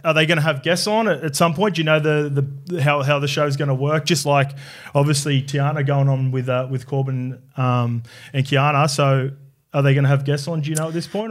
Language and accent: English; New South Wales, Australia; also born or lived in New Zealand; I'm Kiwi, but I grew up in New South Wales